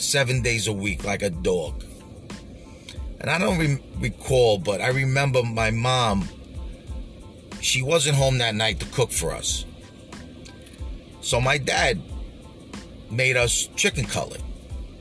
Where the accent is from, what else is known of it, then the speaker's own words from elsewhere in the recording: New York City, New York, United States; I grew up in Canarsie